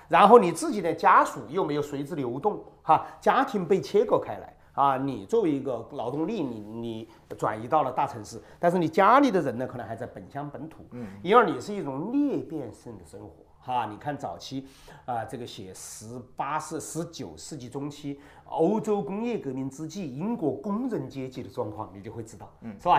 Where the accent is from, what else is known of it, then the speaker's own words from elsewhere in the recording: China; 直到今天，我们中国人谈共同富裕